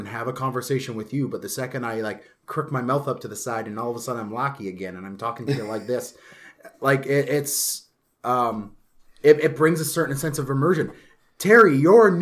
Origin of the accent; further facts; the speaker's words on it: Canada; being Canadian. We're such a melting pot here